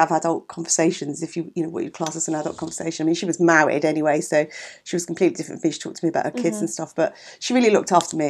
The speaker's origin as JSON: {"language": "English", "region": "London", "country": "United Kingdom", "tie": "born or raised there", "also_born_or_lived": "Eltham", "said": "we were born in Catford, okay, which is Southeast 6, deepest, darkest South London, in the early 60s. Okay. And then, so we lived there until I was 18 and my parents moved to Eltham. Mm. So all in South London."}